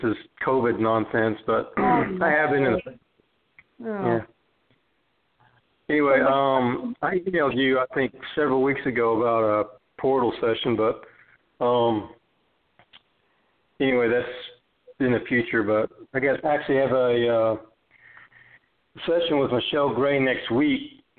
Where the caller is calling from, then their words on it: Las Vegas, Nevada, United States; from Las Vegas.